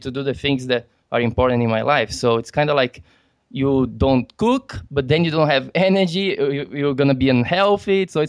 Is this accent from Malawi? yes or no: no; Brazil; I'm from Brazil and there is a lot of jiu-jitsu there